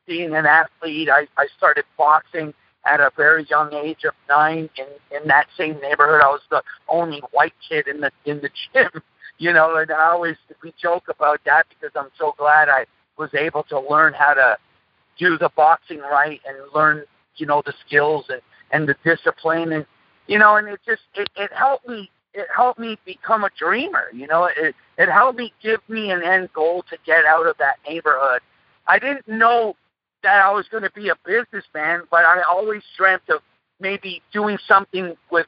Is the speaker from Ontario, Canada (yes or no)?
no; Montreal, Quebec, Canada; English is a second language; We grew up in a place called Point St. Charles in Montreal, Canada. Actually, I'm a Canuck myself. And like I always say, English was my third language.